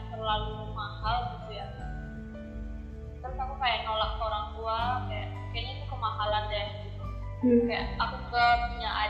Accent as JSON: {"language": "Indonesian", "region": "North Sumatra", "country": "Indonesia", "moved": "as an adult", "lives_now": "Germany", "said": "Aku asalnya dari Sumatera Utara."}